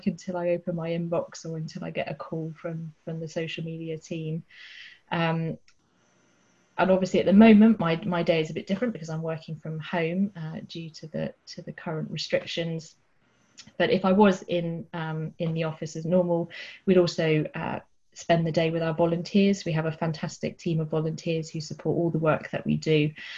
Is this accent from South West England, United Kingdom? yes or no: yes; Dorset, South West England, United Kingdom; I'm from Dorset and we're based in Poole in Dorset